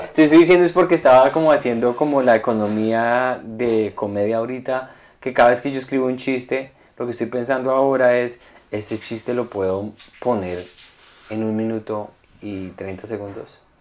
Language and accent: Spanish; Colombia; moved away; cuando yo estaba pequeño en Colombia